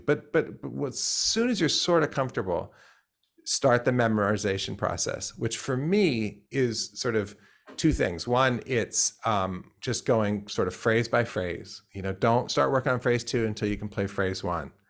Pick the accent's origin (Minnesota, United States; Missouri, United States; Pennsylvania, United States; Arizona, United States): Pennsylvania, United States; I grew up in Pennsylvania